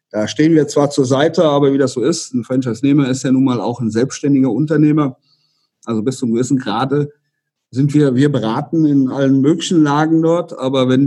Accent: Rhineland-Palatinate, Germany; Also wir hier, ich persönlich bin ja aus dem Westerwald, da ist das noch relativ überschaubar

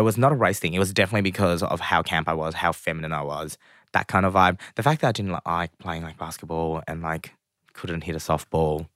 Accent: Springvale, Victoria, Australia; especially as a Vietnamese immigrant kind of growing up in Australia, we lived in Springvale.

